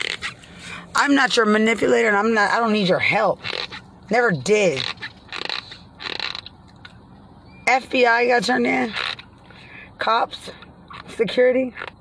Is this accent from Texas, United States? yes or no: yes; Lubbock, Texas, United States; I'm from Lubbock